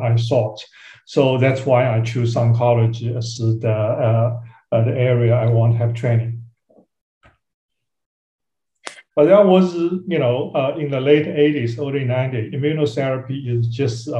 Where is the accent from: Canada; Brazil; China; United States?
China; Shanghai; I grew up in Shanghai, China